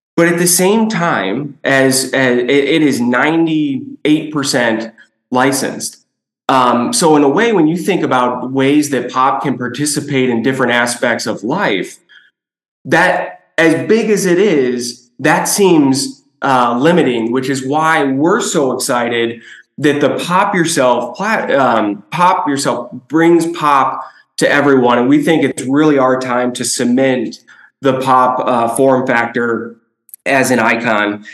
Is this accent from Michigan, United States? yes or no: no; Chicago, Illinois, United States; born and raised in Chicago, a kid in the 90s